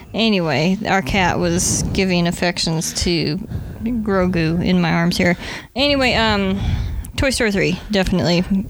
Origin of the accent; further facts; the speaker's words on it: Nebraska, United States; moved away; the Red Green Show was aired on our PBS station back in my hometown, Nebraska